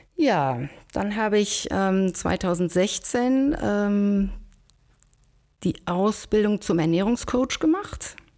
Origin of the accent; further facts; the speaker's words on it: Schwerte, North Rhine-Westphalia, Germany; now in Bonn, Germany; bin aber gebürtige Schwerterin, Schwerte ähm, bei Dortmund